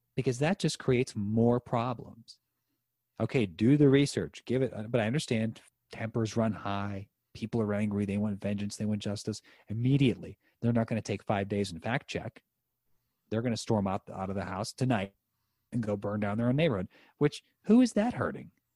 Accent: Western Pennsylvania, United States; my hometown here in Western Pennsylvania

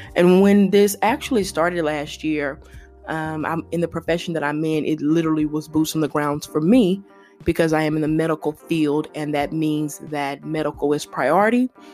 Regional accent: Louisiana, United States; I'm from Louisiana

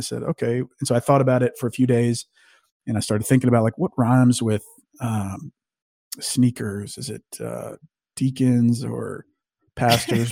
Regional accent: North Louisiana, United States; moved away as an adult; also born or lived in Arkansas / Austin, Texas / Jacksonville, North Carolina; now in Dallas, United States; I live in Dallas, Texas. I grew up in North Louisiana.

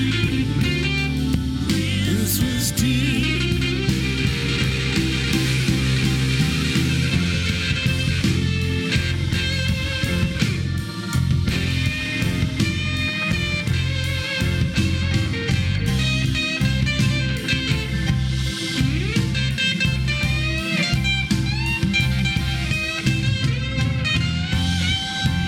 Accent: Idaho, United States; moved away; I was from Idaho.

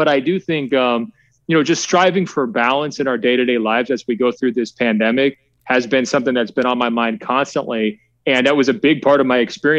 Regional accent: Oregon, United States; now in California, United States; And I also happen to live in California, and I'm sure you guys agree, it's pretty clearly the best state in the union, with apologies to my home state of Oregon.

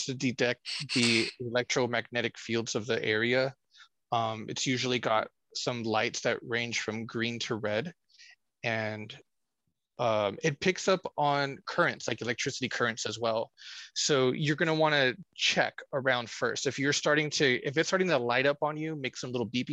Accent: Corpus Christi, Texas, United States; my hometown, Corpus Christi, Texas.

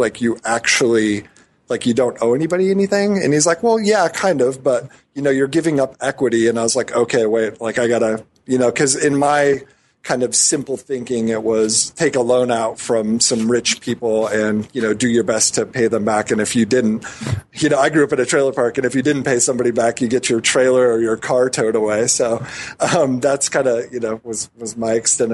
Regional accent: Lincoln, Nebraska, United States; moved away as an adult; also born or lived in New York City / San Francisco; I grew up in Lincoln, Nebraska

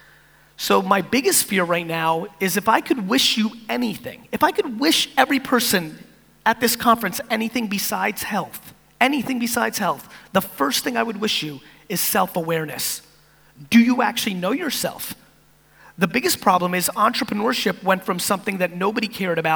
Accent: East Coast of America, United States; also born or lived in Soviet Union; as an immigrant from the Soviet Union growing up on the East Coast of America

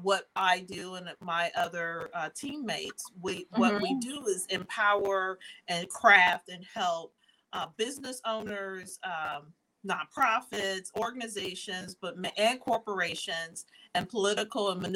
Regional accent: Dayton, Ohio, United States; I'm actually from Dayton, Ohio, but my business is based nationally and actually internationally

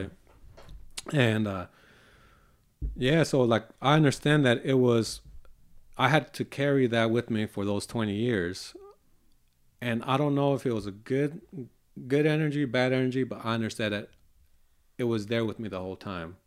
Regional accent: Hayward, California, United States; also born or lived in Tracy, California; I grew up, uh, in Hayward, California with four of my brothers

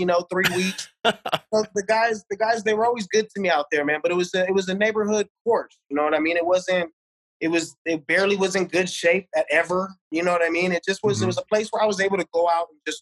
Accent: Las Vegas, Nevada, United States; I was born on the east side, man, Winterwood and Sahara. So I grew up on Desert Rose Golf Course

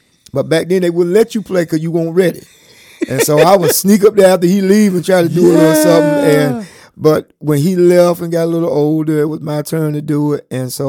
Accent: Chocowinity, North Carolina, United States; My hometown is Chakawinity. The home of the Indians.

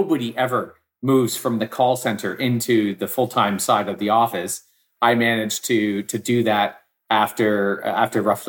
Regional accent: Victoria, British Columbia, Canada; also born or lived in Vancouver; I grew up in Victoria. I moved to Vancouver

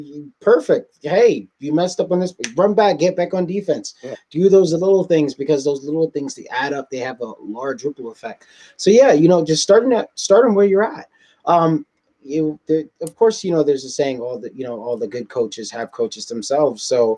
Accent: New York City, New York, United States; I'm from Southside Jamaica, Queens.

